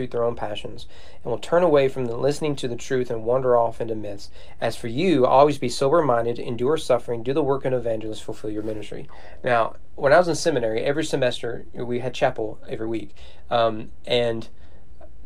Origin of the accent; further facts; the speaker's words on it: Owen County, Kentucky, United States; I'm from Owen County